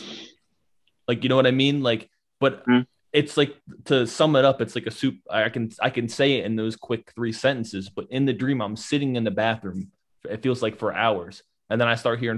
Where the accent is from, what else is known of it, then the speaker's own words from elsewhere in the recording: Bridgeport, United States; also born or lived in Louisiana; I grew up in Bridgeport when I moved back from Louisiana